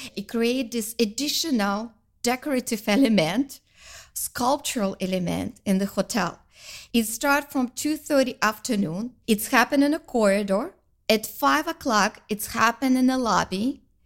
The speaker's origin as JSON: {"language": "English", "town": "Karaganda", "region": "Karaganda Region", "country": "Kazakhstan", "moved": "yes", "lives_now": "Canada", "said": "I'm from Kazakhstan, uh, from the city Karaganda, very family-oriented culture"}